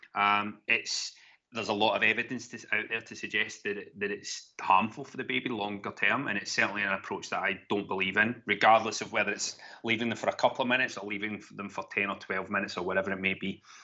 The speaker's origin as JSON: {"language": "English", "town": "Glasgow", "region": "Scotland", "country": "United Kingdom", "tie": "born or raised there", "also_born_or_lived": "Gweedore, Donegal, Ireland / London", "accent": "Glaswegian", "moved": "as an adult", "lives_now": "Kent, United Kingdom", "said": "I was brought up in Glasgow, hence the, the Glaswegian ta-, twang"}